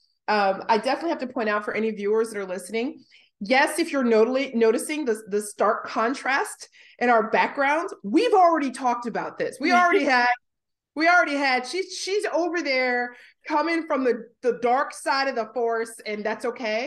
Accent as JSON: {"language": "English", "country": "United States", "moved": "yes", "lives_now": "Australia", "said": "I'm an American currently living in Australia"}